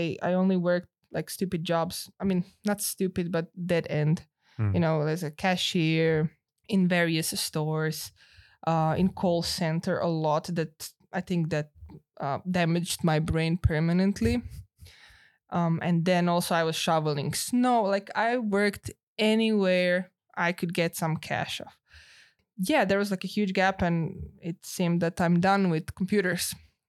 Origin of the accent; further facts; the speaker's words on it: Zagreb, City of Zagreb, Croatia; English is a second language; So I got some stipend from City of Zagreb, which is my hometown.